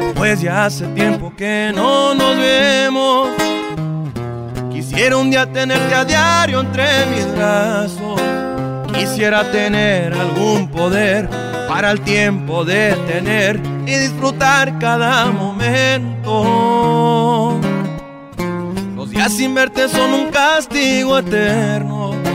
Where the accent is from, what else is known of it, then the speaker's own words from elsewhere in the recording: Phoenix, Arizona, United States; also born or lived in Tepatitlán, Jalisco (ancestry); soy cantautor de Phoenix, Arizona, originario de sangre Jalicencia de los alteños